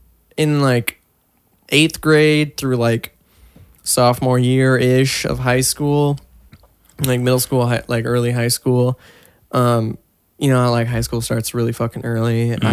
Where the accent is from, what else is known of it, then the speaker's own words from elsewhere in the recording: Washington, United States; now in California, United States; before I moved here, like in Washington, I was like, man, I fucking hate the cold. This shit. I moved to California